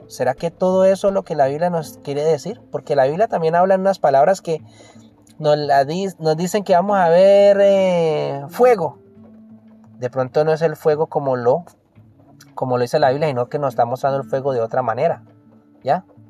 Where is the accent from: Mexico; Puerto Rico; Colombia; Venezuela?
Colombia; En mi país, Colombia